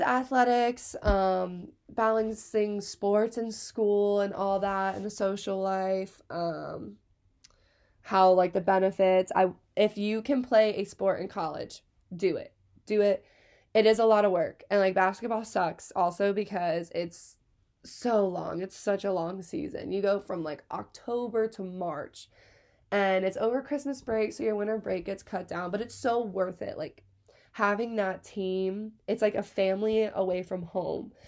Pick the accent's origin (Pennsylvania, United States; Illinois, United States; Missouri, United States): Pennsylvania, United States; Hershey; I'm from Hershey, Pennsylvania. Born and raised, sweetest place on earth